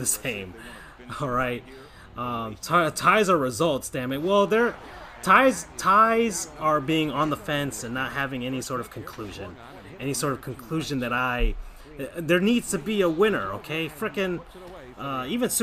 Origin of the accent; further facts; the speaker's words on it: West Palm Beach, Florida, United States; I'm from West Palm Beach. I'm from Palm Beach County